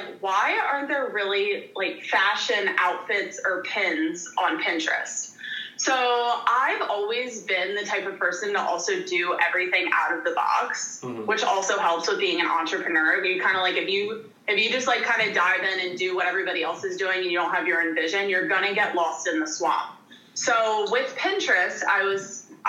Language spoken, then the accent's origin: English; outside of Philadelphia, Pennsylvania, United States; moved away as an adult; also born or lived in Richmond, Virginia / East Carolina; I grew up outside of Philadelphia in the sticks